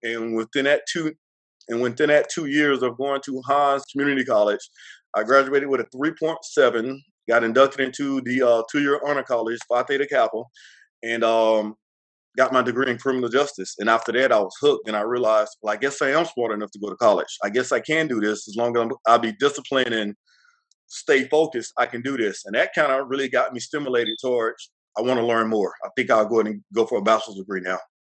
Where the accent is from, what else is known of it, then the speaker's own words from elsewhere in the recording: McLaurin, Mississippi, United States; I grew up in a small town called McLaurin, Mississippi